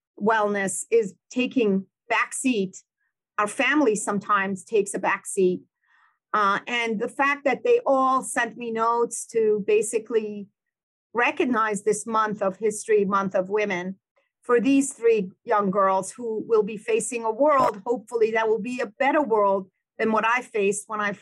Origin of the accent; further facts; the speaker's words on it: Iran; now in United States; We grew up in Iran